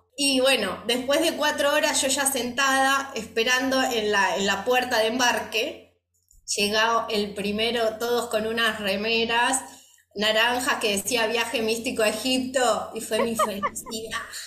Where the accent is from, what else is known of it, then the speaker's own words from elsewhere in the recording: Argentina; me fui sola de Argentina